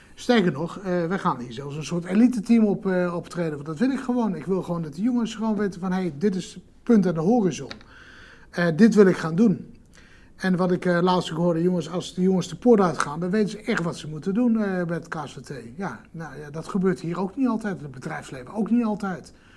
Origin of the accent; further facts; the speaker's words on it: Netherlands; als Nederlanders